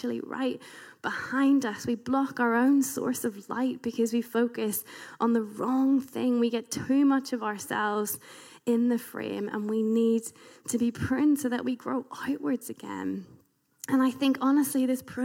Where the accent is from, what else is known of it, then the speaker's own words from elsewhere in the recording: United Kingdom; being British